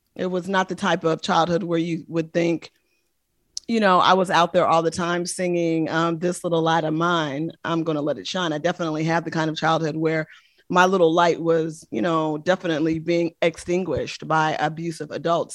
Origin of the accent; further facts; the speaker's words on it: Oakland, California, United States; I'm from the Bay Area, born and raised in the great city of Oakland, California